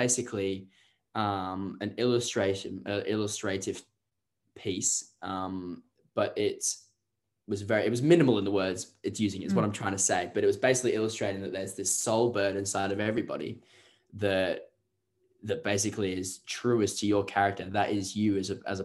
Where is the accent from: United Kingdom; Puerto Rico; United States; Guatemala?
United Kingdom; England; it's strange being English as well